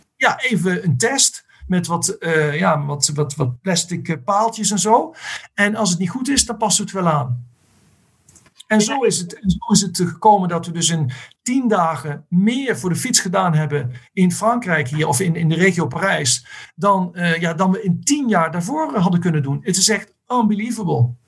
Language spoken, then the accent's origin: Dutch; Netherlands; moved away; als Nederlanders